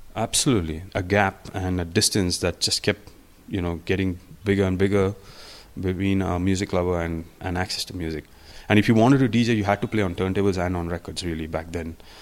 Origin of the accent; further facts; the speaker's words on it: India; also born or lived in Hyderabad / Manchester; I'm Indian